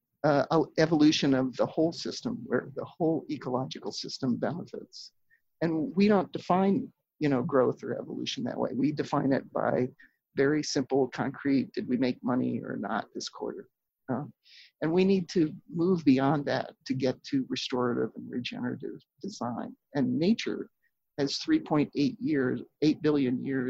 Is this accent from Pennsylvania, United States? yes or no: yes; Pennsylvania, United States; now in Minnesota, United States; I grew up in Pennsylvania